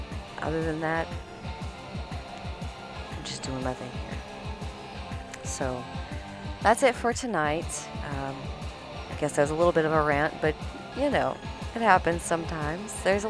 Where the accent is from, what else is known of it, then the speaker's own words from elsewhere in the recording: Midwest, United States; Southern hospitality is different here, but like I said, where I came from the Midwest.